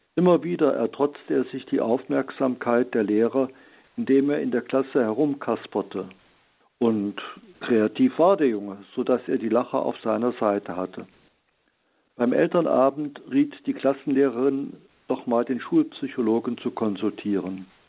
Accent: Heilbad Heiligenstadt, Thuringia, Germany; meiner Heimatstadt Heiligenstadt im Eichsfeld

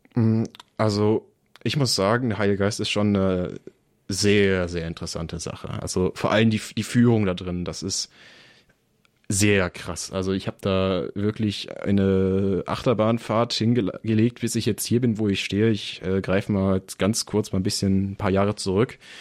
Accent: Bottrop, North Rhine-Westphalia, Germany; moved away as an adult; also born or lived in Biberach; ich komme halt aus der Metropole, bin halt Kind des Ruhrgebiets, man hört es vielleicht auch

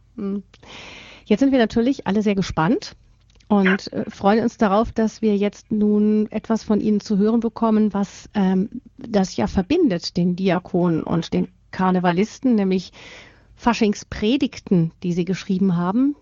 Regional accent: Rhineland, Germany; ich bin Rheinländerin

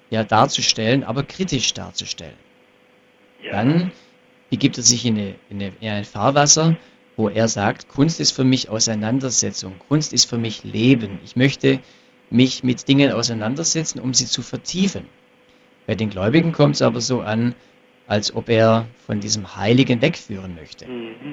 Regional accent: Ravensburg, Baden-Württemberg, Germany; Beispiel in hier in Ravensburg, ich komme aus Ravensburg

